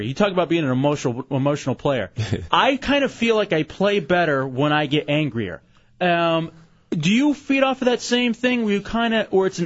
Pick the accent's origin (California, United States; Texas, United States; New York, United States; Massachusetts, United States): Texas, United States; Dallas; moved away; I was born and raised in Dallas, Texas